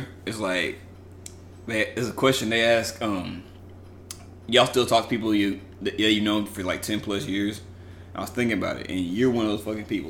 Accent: College Station, Texas, United States; Is it just growing up in College Station

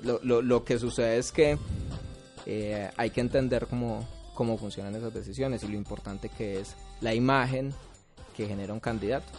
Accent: Pereira, Risaralda, Colombia; Yo soy de Cuba

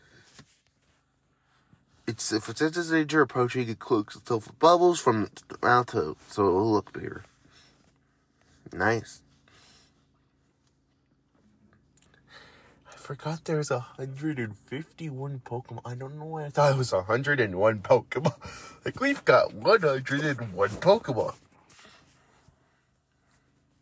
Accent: Florida, United States; moved away; I am originally from Florida

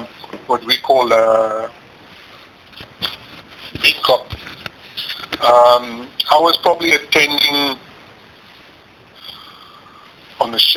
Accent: Johannesburg, Gauteng, South Africa; moved away as an adult; also born or lived in Port Elizabeth; now in Canada; I was born in Johannesburg.

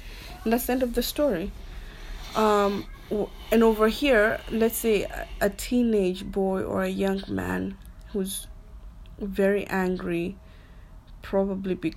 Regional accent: Lamu, Lamu County, Kenya; I remember growing up in Lamu

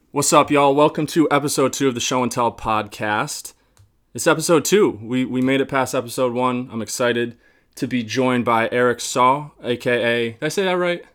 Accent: upstate New York, United States; moved away as an adult; now in Boston, United States; I'm from upstate New York, um, but I moved to Boston just over a year ago

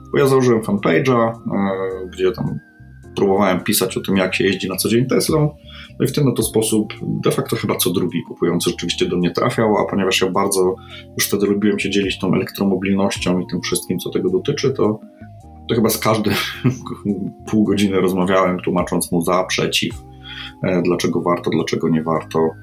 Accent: Poland; jestem z Polski

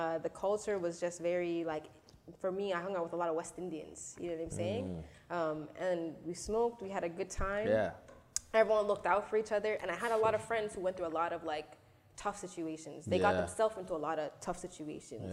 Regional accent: Toronto, Ontario, Canada; I'm from Scarborough, and I grew up in the suburbs of Scarborough, like the borders, like along Steeles

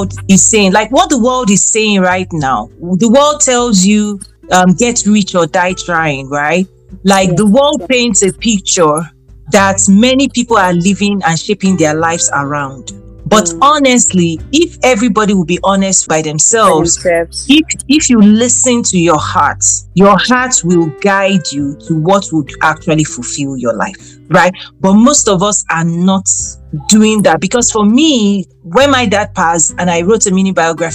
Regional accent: Nigeria; moved away as an adult; now in United States; I'm a Nigerian American. Got my first degree in Nigeria.

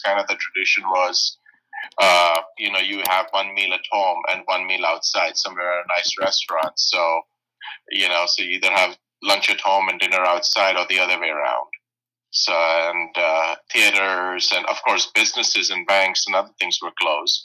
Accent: Mumbai, Maharashtra, India; moved away as an adult; also born or lived in Indiana, United States / Ohio, United States; now in United States; I was born in Bombay, India. I got my bachelor's and master's in geology from St. Xavier's College, Bombay

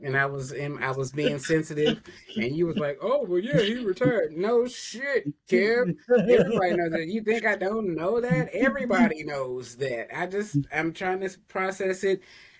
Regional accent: Tennessee, United States; now in Alabama, United States; I'm originally from Tennessee, so I was definitely a Vols fan until they made several stupid decisions that led me to not be a fan of them anymore. So I moved here

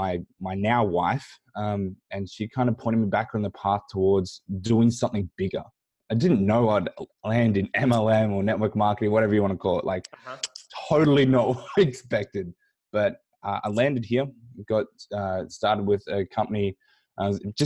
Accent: Australia; I grew up here in Australia

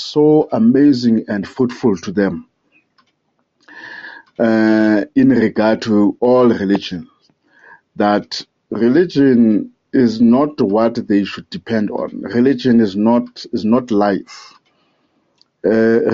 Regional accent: South Africa; I'm from South Africa, the Republic of South Africa.

